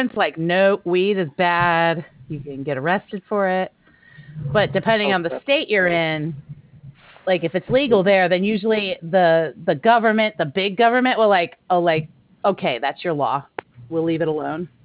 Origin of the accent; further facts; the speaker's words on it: United States; Typical American